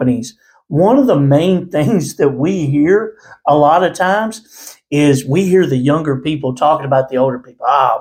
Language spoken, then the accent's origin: English; Houston, Texas, United States; I grew up in Houston, Texas